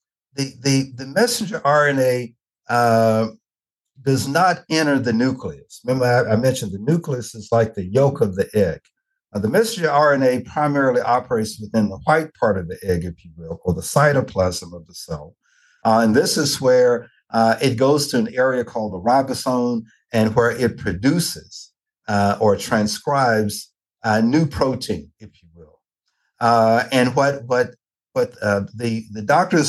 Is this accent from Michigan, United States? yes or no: no; Nashville, Tennessee, United States; I'm originally from Nashville, Tennessee